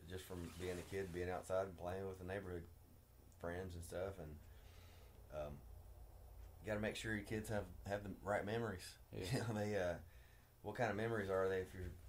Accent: Berea, Kentucky, United States; growing up in Berea, Kentucky back in the 80s.

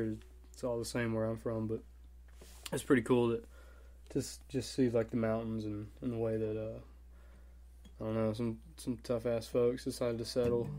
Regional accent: Woodstock, Alabama, United States; my hometown. It's got a we were kind of put on the map by this podcast called S-Town, which stood for Shit Town.

